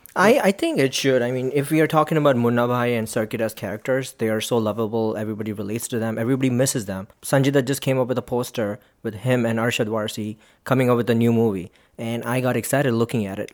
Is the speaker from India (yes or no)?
yes; Mumbai, Maharashtra, India; I am from Mumbai